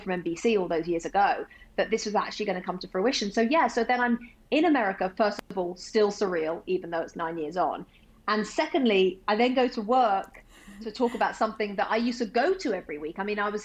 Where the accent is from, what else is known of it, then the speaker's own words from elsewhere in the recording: England, United Kingdom; now in United States; I'm English